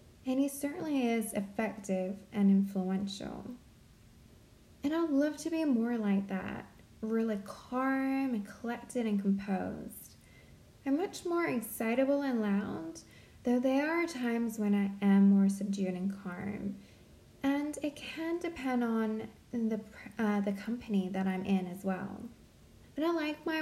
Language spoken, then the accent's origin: English; Central Coast, New South Wales, Australia; now in Sydney, Australia; I grew up on the Central Coast